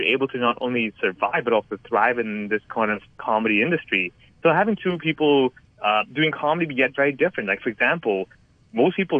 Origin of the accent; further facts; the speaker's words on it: Hong Kong; when I went to school growing up over here learning Cantonese